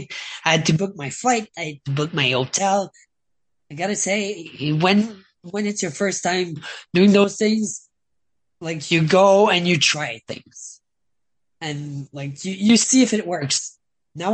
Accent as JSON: {"language": "English", "country": "Canada", "said": "I'm Canadian"}